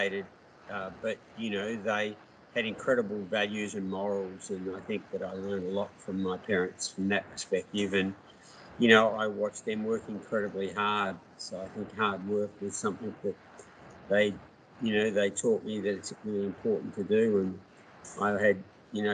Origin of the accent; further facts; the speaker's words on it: Melbourne, Victoria, Australia; also born or lived in New York; I grew up in Melbourne